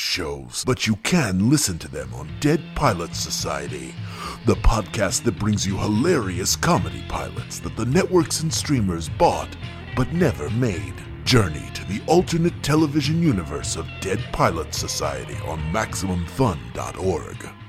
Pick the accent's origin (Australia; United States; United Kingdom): United States; the South; accent: Southern; the more my Southern accent comes out